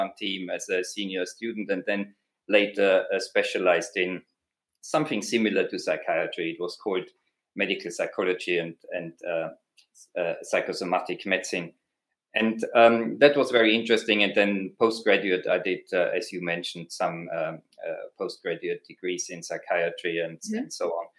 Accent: Austria; accent: Austrian; my accent, that's an Austrian accent

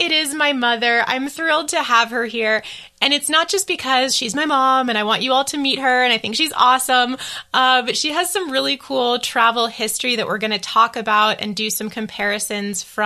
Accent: East Coast, United States; moved away as an adult; now in Taipei, Taiwan; I grew up on the East Coast

